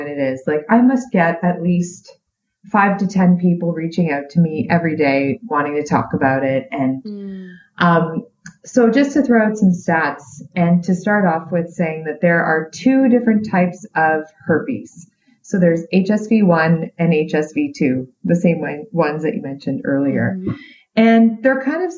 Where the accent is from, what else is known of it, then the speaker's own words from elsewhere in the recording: Canada; I'm Canadian